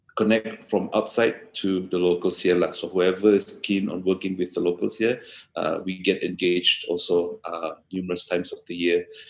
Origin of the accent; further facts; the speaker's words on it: Kota Kinabalu, Sabah, Malaysia; here in my hometown in KK.